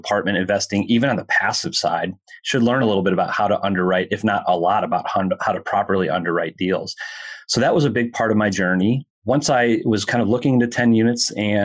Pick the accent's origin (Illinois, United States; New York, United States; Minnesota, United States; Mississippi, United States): Minnesota, United States; Minneapolis; I'm from Minneapolis